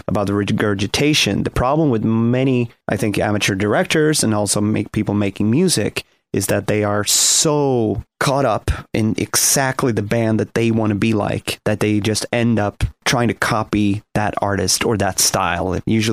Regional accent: Sweden; I come from Sweden, and I grew up listening to a lot of Swedish folk music

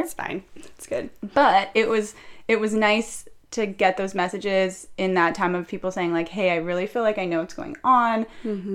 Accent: Orange County, California, United States; I'm 29 years old. I was born and raised in Orange County

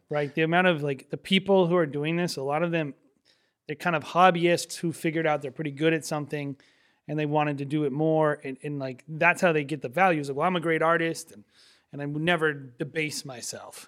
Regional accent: New England, United States; we're from New England

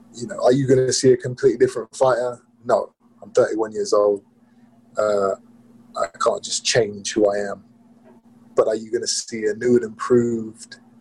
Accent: England, United Kingdom; in my home country

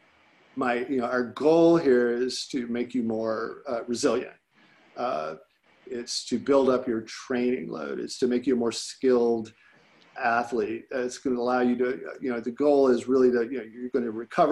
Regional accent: Illinois, United States; I grew up in Illinois.

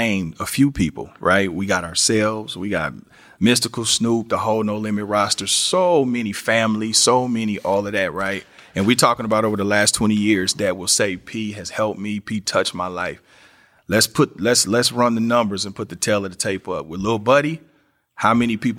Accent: Kansas City, Missouri, United States; my city, Kansas City

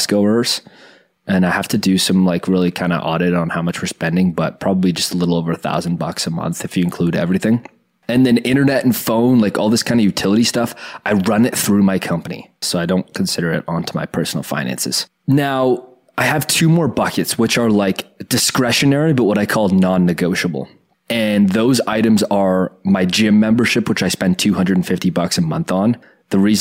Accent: Oakville, Ontario, Canada; I grew up in Oakville with a lot of very rich people

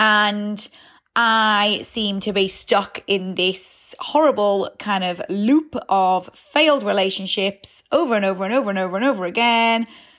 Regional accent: Newcastle, North East England, United Kingdom; because I'm a Geordie, so anyone born in Newcastle seems to be able to drink so much without much effects happening.

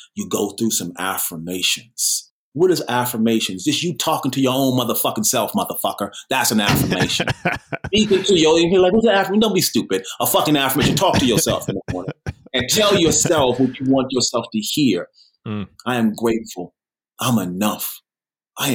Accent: New York City, New York, United States; also born or lived in Sherman Oaks; now in Los Angeles, United States; I'm a New Yorker

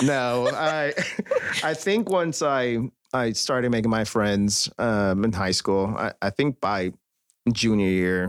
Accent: Chicago, Illinois, United States; now in Texas, United States; Born and raised.

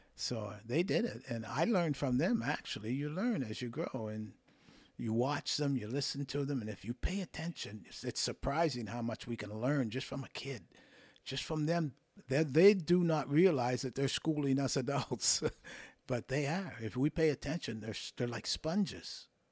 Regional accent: Windsor, Nova Scotia, Canada; moved away; also born or lived in Toronto; I grew up there playing hockey with my friends and acquaintances

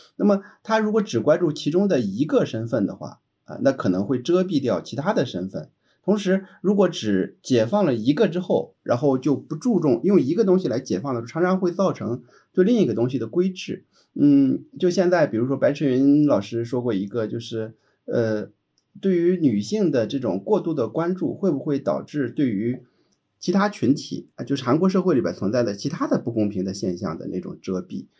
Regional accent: China; 我想我们中国人听到的时候觉得是匪夷所思的

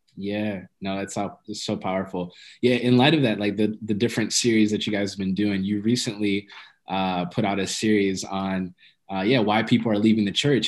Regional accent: Ethiopia; I'm Ethiopian

